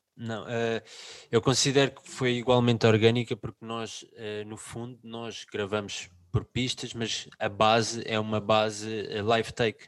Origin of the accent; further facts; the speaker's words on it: Lisbon, Portugal; somos de Lisboa